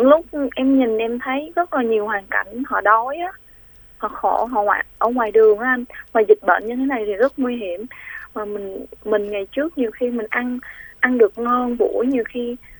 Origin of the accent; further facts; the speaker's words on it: Vinh Long, Vietnam; moved away; quê em ở vĩnh long